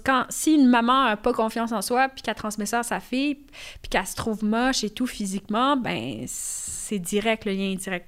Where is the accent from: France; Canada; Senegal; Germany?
Canada; Je suis née ici au Canada